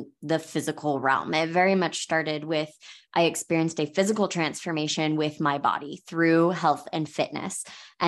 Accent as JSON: {"language": "English", "region": "Florida", "country": "United States", "moved": "yes", "lives_now": "Hurricane, United States", "said": "I am from Florida, so I'm very familiar with hurricanes"}